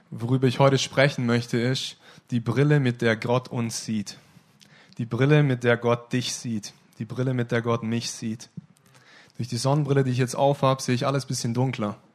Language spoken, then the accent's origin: German; Ostfildern, Baden-Württemberg, Germany; also born or lived in Stuttgart; Ich bin in Ostfildern-Scharnhausen geboren, besser in Stuttgart geboren, aber in Ostfildern-Scharnhausen aufgewachsen.